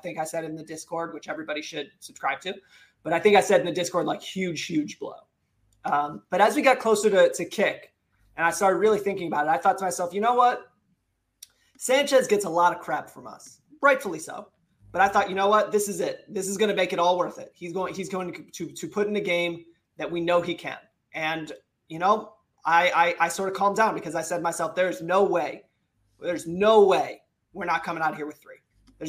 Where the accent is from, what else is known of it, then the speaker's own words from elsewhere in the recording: United States; Happy to be here as the American cousin of the new Spurs order.